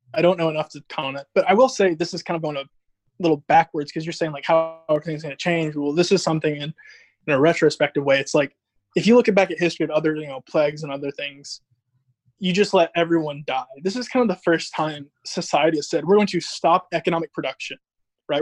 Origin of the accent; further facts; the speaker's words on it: Georgia, United States; I'm in Georgia, in my hometown.